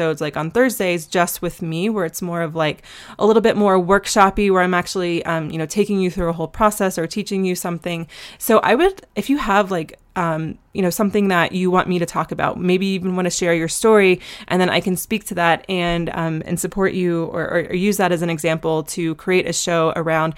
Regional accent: Asheville, North Carolina, United States; I'm from Asheville, and we have tons of mutual friends, and we talked about like where we used to frequent in high school

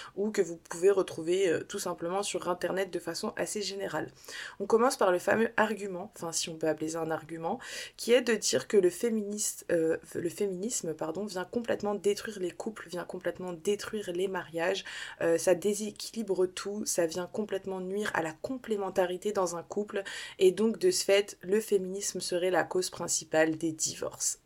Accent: Saint-Denis, Île-de-France, France; je suis française mais je suis aussi une américaine dans l'âme je le répète souvent mais ma mère s'est trompée en fait elle m'a fait naître à Saint-Denis dans le 93

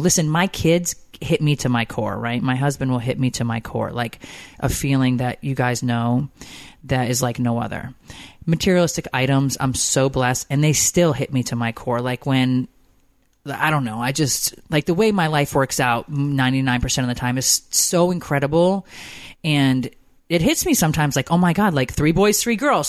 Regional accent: Connecticut, United States; moved away as an adult; also born or lived in Georgia; I grew up in Connecticut.

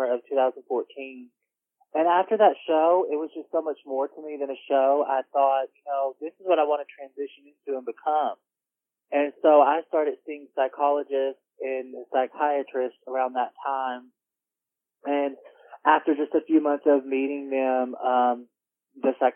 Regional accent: Royston, Georgia, United States; I'm from Royston, Georgia.

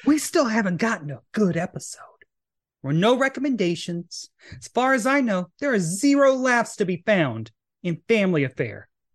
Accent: Tennessee, United States; moved away; that's my home state

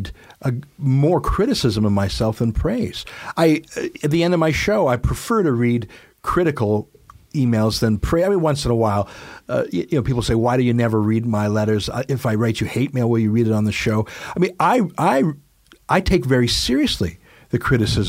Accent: Canada; I am Canadian

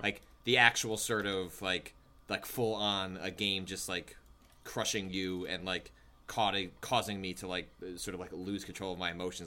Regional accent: Chicago suburbs, Illinois, United States; accent: Midwest; moved away; also born or lived in Wisconsin; I grew up in the Chicago suburbs and spent time in Wisconsin, so, uh, a very hearty Midwest accent

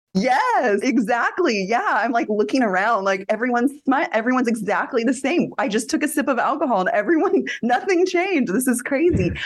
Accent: Northern California, United States; i live in my hometown

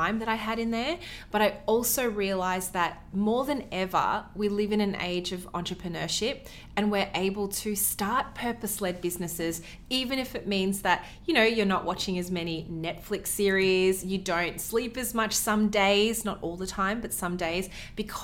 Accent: Melbourne, Victoria, Australia; We're from Melbourne, Australia

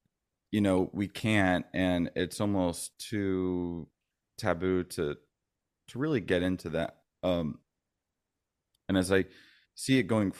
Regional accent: Florida, United States; also born or lived in San Francisco Bay Area, California; I'm originally from the Bay Area. {S1} Oh, wow. {S2} Gotcha. {S3} Okay. My dad was Navy. So we ended up moving around a lot. And I ended up growing up mostly in Florida, but to the Bay Area for the summers

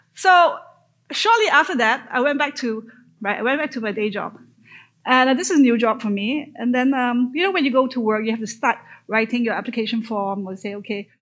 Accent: Malaysia; moved away as an adult; So I grew up in Malaysia, born and grew up in Malaysia.

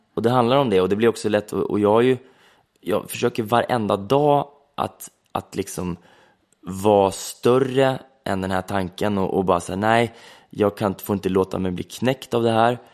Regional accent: Söderköping, Östergötland, Sweden; där jag kommer ifrån

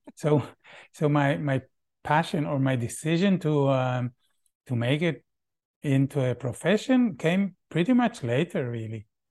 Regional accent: Tel Aviv, Tel Aviv District, Israel; English is a second language; moved away as an adult; also born or lived in Vienna, Austria / Valparaíso, Chile; now in Chile; I grew up in Tel Aviv. I lived in Israel until I was twenty-eight

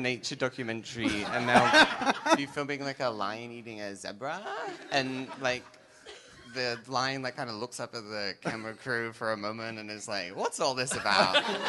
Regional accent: Brisbane, Queensland, Australia; I grew up in Brisbane.

